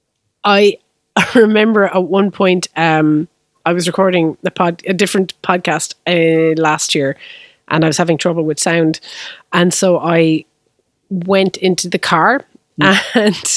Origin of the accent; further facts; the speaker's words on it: Limerick, Munster, Ireland; I grew up in Limerick City